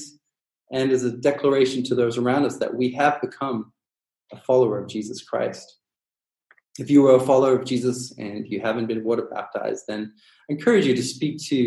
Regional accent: Durban, KwaZulu-Natal, South Africa; I grew up in Durban, South Africa

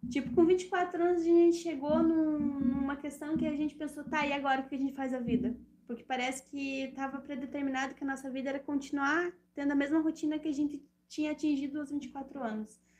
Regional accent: Rio Negrinho, Santa Catarina, Brazil; born or raised there

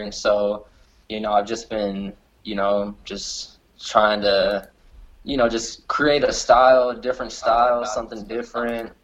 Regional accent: Lockhart, Texas, United States

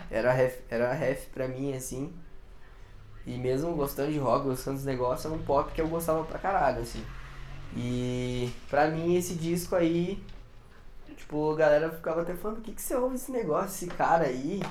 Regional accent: Curitiba, Paraná, Brazil; Sou de Curitiba.

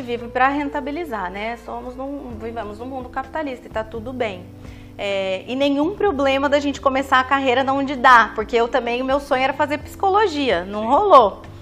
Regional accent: Taubaté, São Paulo, Brazil; accent: caipira R (puxa R); moved away as an adult; now in Santos, Brazil; eu moro aqui há seis anos, mas sou de Taubaté, interior de São Paulo.

